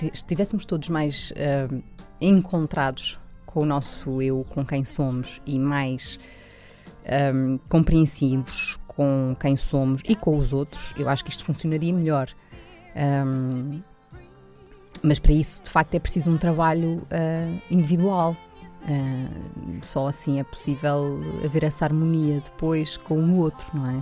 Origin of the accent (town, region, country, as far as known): Loures, Lisbon, Portugal; born or raised there